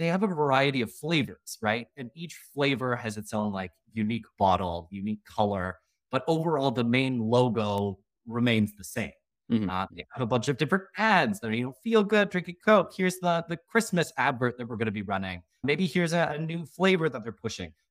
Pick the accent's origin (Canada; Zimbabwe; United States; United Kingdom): Canada; I am Canadian from Canada